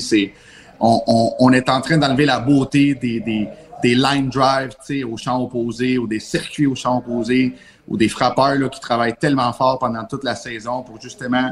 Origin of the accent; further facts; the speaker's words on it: Montreal, Quebec, Canada; moved away as an adult; now in Quebec City, Canada; je viens de Montréal normalement. Puis euh, les, Capitales m'ont, amené emmené ici